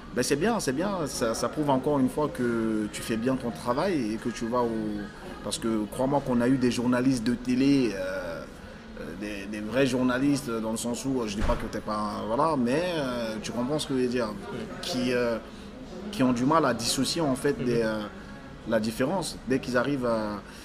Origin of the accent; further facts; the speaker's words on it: France; also born or lived in Africa; je suis né en Afrique, j'ai grandi en France